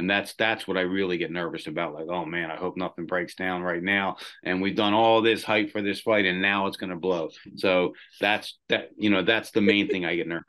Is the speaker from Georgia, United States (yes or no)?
no; Pennsylvania, United States; Yeah, man. I mean, there's so many different memories.